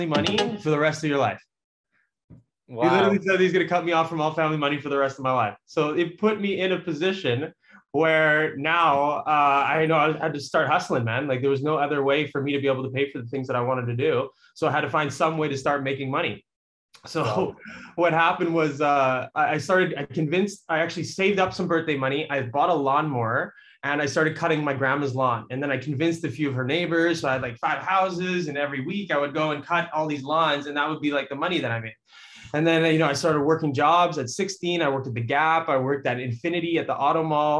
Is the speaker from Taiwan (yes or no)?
no; Richmond, British Columbia, Canada; I was born and raised here in Richmond, in Vancouver.